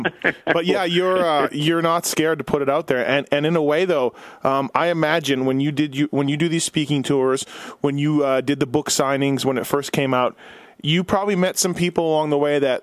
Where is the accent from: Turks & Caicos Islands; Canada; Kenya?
Canada; now in United States; I live in the U.S. I'm from Canada